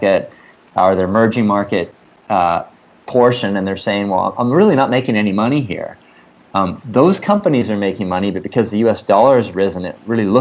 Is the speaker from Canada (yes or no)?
yes; Canada; as a Canadian